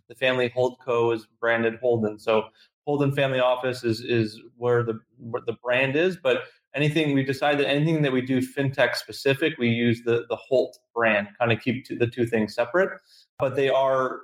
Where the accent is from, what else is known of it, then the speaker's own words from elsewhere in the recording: Canada; being Canadian